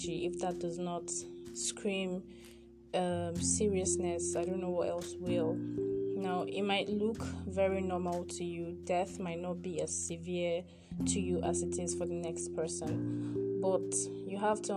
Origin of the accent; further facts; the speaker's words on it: Nigeria; I am a Nigerian